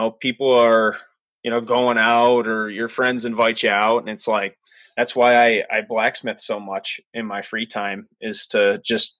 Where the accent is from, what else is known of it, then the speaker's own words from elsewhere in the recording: Cleveland, Ohio, United States; also born or lived in Colorado; Cleveland native. So I was born and raised in Ohio